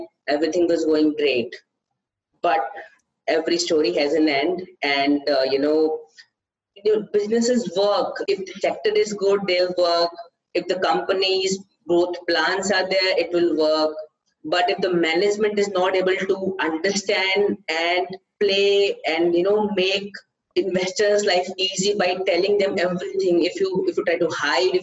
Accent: India; from India

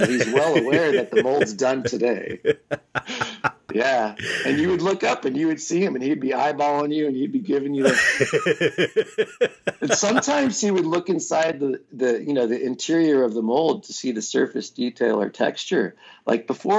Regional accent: California, United States; Northern California.

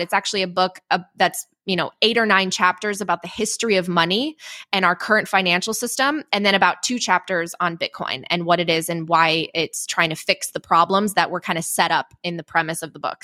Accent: Chicago, Illinois, United States; also born or lived in Poland; I was born in Poland. I don't really remember, uh, living there because I was five when my family came to the, the suburbs of Chicago

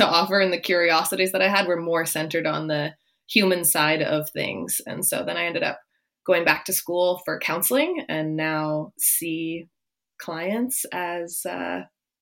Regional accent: Ontario, Canada; moved away; I'm from Ontario originally.

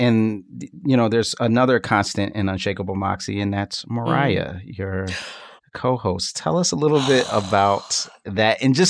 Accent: Philadelphia, Pennsylvania, United States; I'm from Philly. North Philly still has burnt out buildings that date back to 1968 as a reaction of the King assassination.

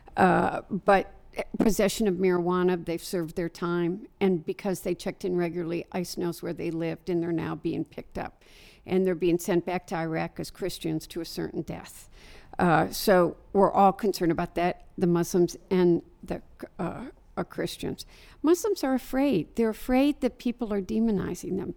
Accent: Dearborn, Michigan, United States; I live in Dearborn, Michigan. It's my hometown

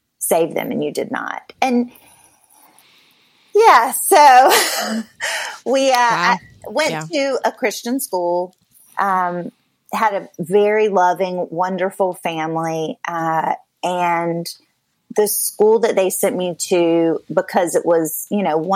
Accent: a small town outside of Raleigh, North Carolina, United States; moved away; I am from the South, from North Carolina originally, grew up in a small town outside of Raleigh

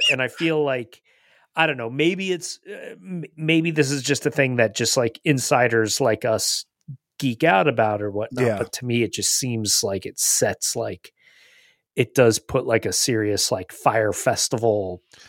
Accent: New Jersey, United States; I'm from New Jersey.

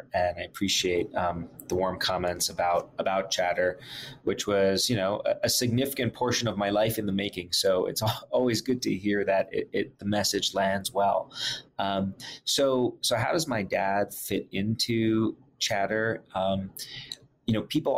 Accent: New York City, New York, United States; I grew up in Brooklyn, New York

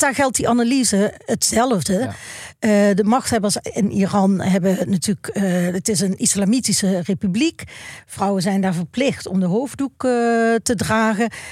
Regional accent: Maastricht, Limburg, Netherlands; ik ben opgegroeid in Maastricht

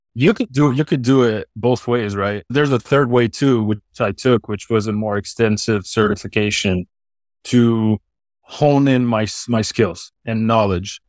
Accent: Switzerland; accent: Swiss; first language French; English is a second language; it's the Swiss accent in a way, because I'm from Switzerland. I'm not French

